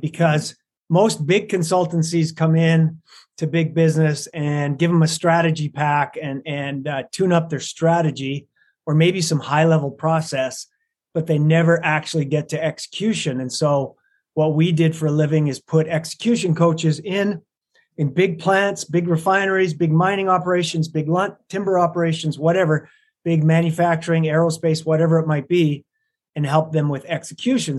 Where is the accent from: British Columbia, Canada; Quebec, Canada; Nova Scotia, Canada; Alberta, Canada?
Alberta, Canada; Lethbridge; moved away as an adult; also born or lived in London, Ontario, Canada; now in Salt Lake City, United States; I was raised in Lethbridge, Alberta, Canada